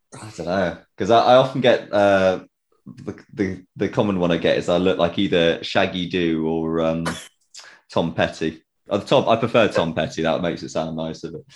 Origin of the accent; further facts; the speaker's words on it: Tewkesbury, South West England, United Kingdom; I'm from Tewkesbury